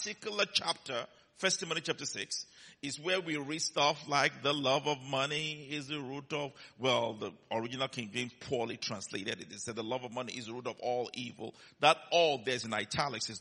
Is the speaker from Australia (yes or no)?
no; Nigeria; he heard my accent, and he came to me, "Where are you from?" I said, "Nigeria."